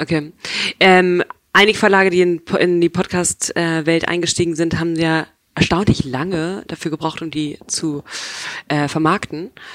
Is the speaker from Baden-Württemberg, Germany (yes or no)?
no; Hamburg, Germany; aber ich bin Hamburgerin ursprünglich